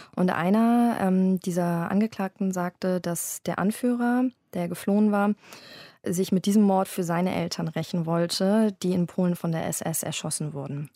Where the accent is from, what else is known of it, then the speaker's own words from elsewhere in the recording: Berlin, Germany; also born or lived in London; habe ich mich entschieden, zurück in meine Heimatstadt Berlin zu ziehen